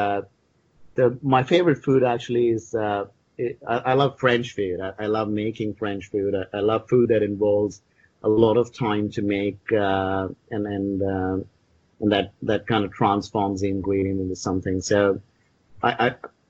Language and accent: English; India; I grew up with them in India